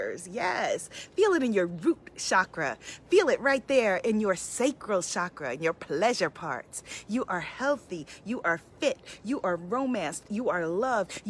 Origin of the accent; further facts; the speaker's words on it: New York City, New York, United States; I'm a New Yorker, born and raised, been here